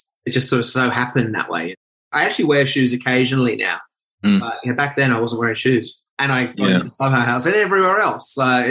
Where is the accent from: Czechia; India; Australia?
Australia; Sydney, New South Wales; born there; also born or lived in Norway; I was born in Hornsby, stayed there for 2 years, which is Sydney, Australia. And then I actually moved to Norway for like 2 years.